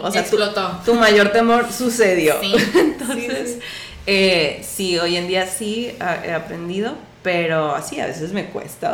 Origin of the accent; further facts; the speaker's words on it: Mexico; como cultura mexicana y a, lo mejor latinoamericana